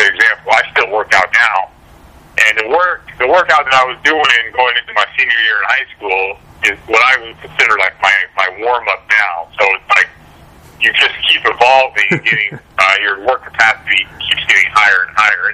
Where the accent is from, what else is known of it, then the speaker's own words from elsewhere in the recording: Seattle, Washington, United States; I grew up in Seattle, a small town in Seattle